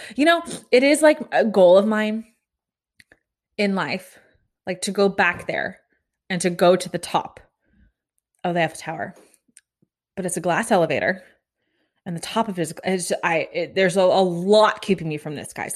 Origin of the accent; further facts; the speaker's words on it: Kansas, United States; now in Florida, United States; I grew up in Kansas